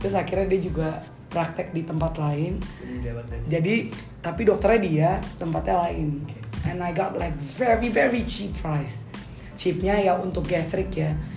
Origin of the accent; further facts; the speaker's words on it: Ambon, Maluku, Indonesia; gua Ambon